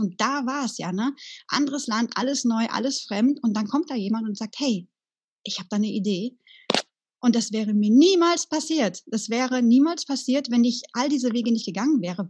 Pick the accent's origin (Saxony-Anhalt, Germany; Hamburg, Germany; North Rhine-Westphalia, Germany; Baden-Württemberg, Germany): North Rhine-Westphalia, Germany; Sauerland; moved away; meiner alten Heimat im Sauerland